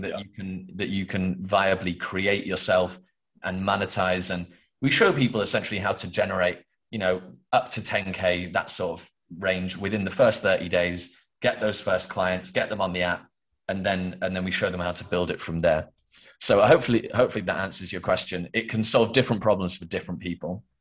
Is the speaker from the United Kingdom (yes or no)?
yes; England, United Kingdom; I am from England, the UK